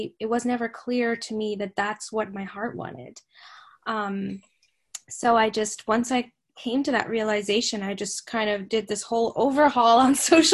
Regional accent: Saudi Arabia; I grew up in Saudi Arabia, but I grew up reading English classics

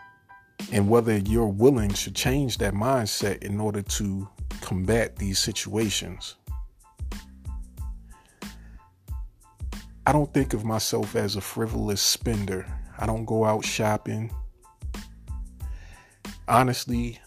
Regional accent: New York, United States; moved away as an adult; now in Virginia, United States; I'm from New York And when I purchased it, I lived in New York at that time. And then when I moved to Virginia

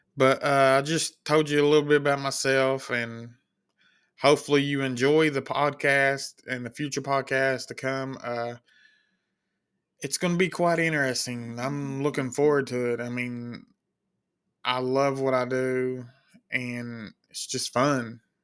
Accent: Kentucky, United States; I'm from Kentucky, born and raised

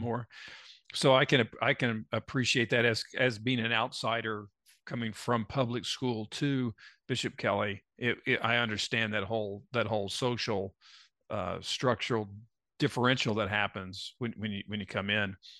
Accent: Tulsa, Oklahoma, United States; when we grew up in Tulsa

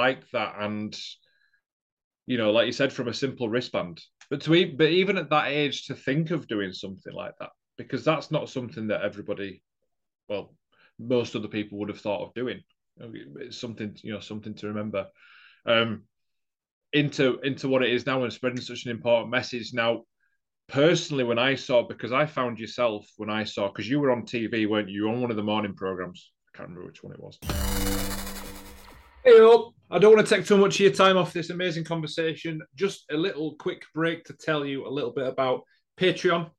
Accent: Leeds, Yorkshire and the Humber, United Kingdom; I'm from Leeds

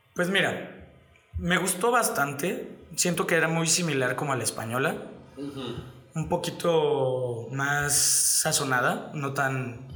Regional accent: Mexico; aquí en México

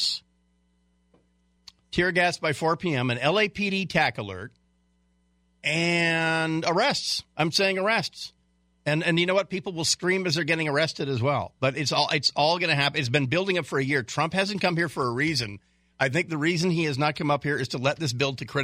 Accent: United States; as an American

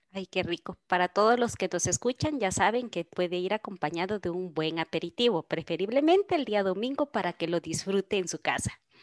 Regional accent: Guatemala; nosotros como guatemaltecos

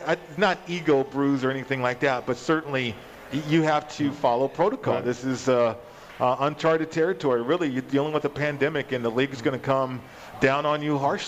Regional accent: Las Vegas, Nevada, United States; also born or lived in Colorado; I should stay home and play for my school, my hometown, right?

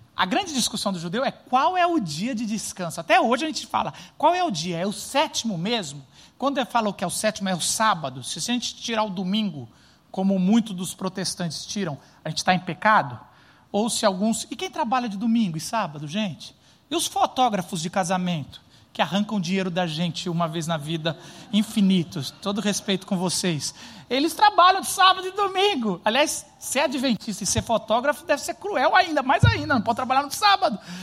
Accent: São Paulo, Brazil; a gente é paulistano

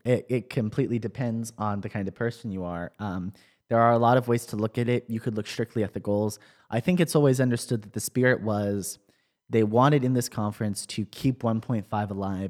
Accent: Tennessee, United States; In my home state of Tennessee

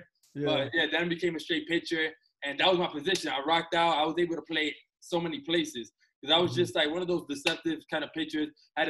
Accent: New York City, New York, United States; born and raised in New York City. I'm 27 years old, come from an Afro-Latino background.

